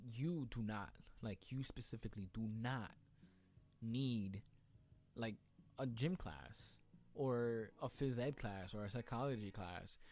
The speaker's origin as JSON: {"language": "English", "town": "New York City", "region": "New York", "country": "United States", "said": "I'm from Queens"}